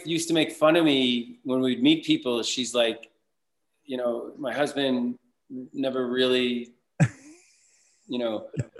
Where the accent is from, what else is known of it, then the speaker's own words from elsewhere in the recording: Boston, Massachusetts, United States; I'm from the Boston area. I went to school out here at Northeastern, and then I got a graduate degree at Boston College